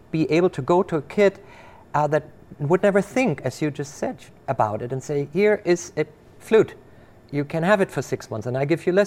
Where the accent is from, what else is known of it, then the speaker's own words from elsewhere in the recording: Germany; now in Rochester, United States; I grew up in Germany